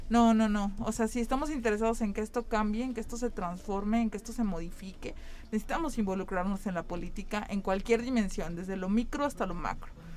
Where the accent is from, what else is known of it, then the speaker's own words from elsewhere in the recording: San Luis Potosí, Mexico; yo crecí y soy del barrio de Tlaxcala, de la colonia Santa Fe